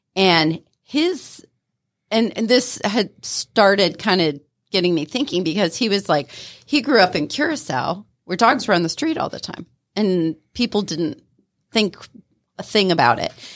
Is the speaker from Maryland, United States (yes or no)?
no; Ohio, United States; moved away as an adult; also born or lived in Florida; now in Atlanta, United States; I grew up in Ohio